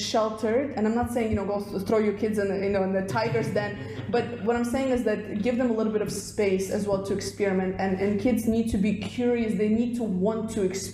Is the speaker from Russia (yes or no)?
yes; Russia; moved away; originally I'm from Russia, so when we were growing up in like the Soviet Union state